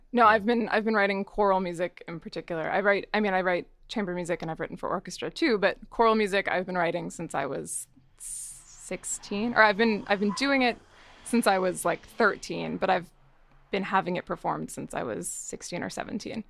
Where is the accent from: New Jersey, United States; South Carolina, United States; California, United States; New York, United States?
New Jersey, United States; northern; now in Los Angeles, United States; I loved growing up in New Jersey